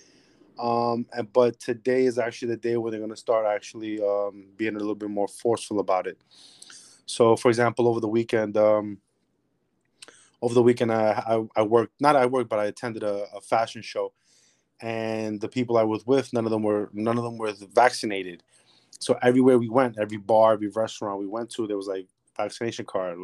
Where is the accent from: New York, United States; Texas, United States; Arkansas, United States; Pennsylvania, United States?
New York, United States; New York City; I'm from the Bronx, New York